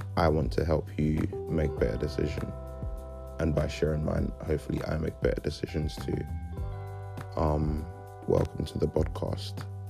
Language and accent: English; Lagos, Nigeria; now in London, United Kingdom; I was born in Lagos, Nigeria, and have lived in London for about 12, they going on 13 years now